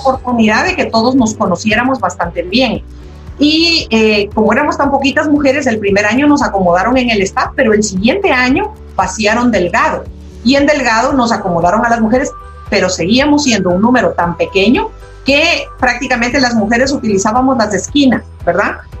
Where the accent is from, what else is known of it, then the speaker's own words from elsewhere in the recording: Quito, Pichincha, Ecuador; yo soy de Quito, Ecuador